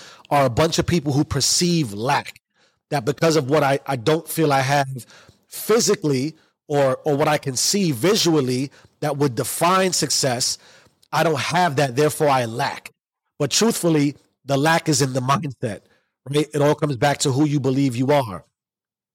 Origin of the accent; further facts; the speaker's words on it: New York City, New York, United States; I grew up in the South Bronx in the 80s.